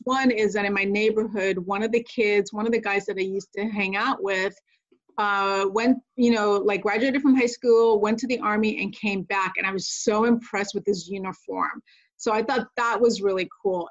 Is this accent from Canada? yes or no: no; Connecticut, United States; moved away as an adult; also born or lived in Puerto Rico; now in Pacific Northwest, United States; I'm originally from Puerto Rico and grew up in Connecticut